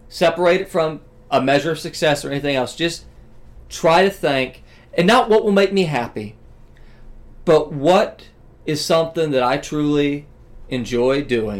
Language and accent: English; the South, United States; I come from the South